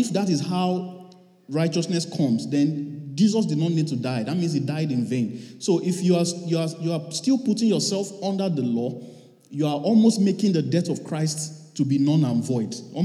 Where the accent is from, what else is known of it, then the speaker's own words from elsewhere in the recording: Canada; I'm a Canadian